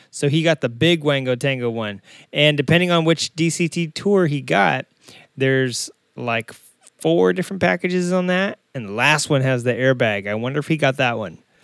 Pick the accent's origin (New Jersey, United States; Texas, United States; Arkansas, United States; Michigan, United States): Arkansas, United States; also born or lived in Southern California; now in California, United States; I'm originally from Arkansas